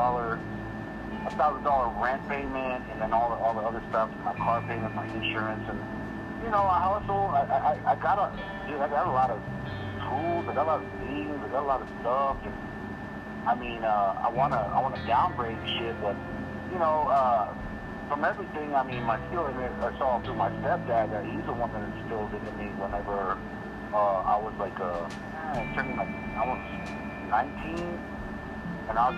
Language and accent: English; Canyon, Texas, United States; also born or lived in Amarillo, Texas; we're family from Canyon